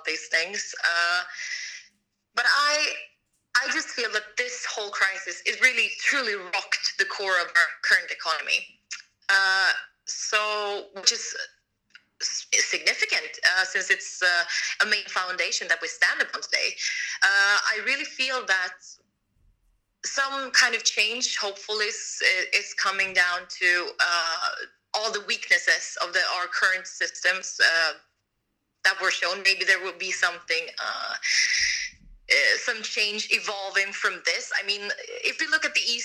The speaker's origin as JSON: {"language": "English", "country": "Sweden", "moved": "yes", "said": "my home country"}